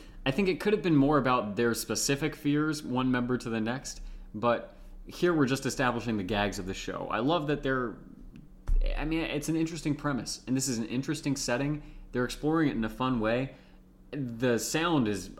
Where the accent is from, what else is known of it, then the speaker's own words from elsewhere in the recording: United States; I'm an American